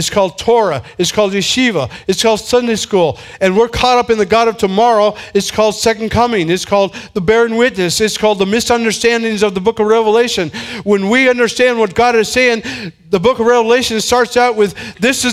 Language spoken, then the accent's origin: English; San Diego, California, United States; I'm from San Diego.